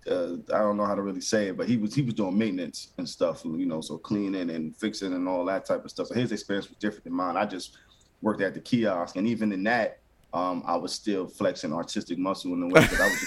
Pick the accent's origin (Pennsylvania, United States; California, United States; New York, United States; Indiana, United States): New York, United States; New York City; moved away as an adult; now in Raleigh, United States; originally, born and raised in New York City, Brooklyn